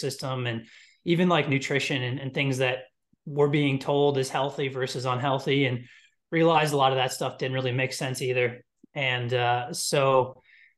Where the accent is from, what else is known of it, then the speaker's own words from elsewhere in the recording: Midwest, United States; I'm from Midwest, three younger brothers, big sports family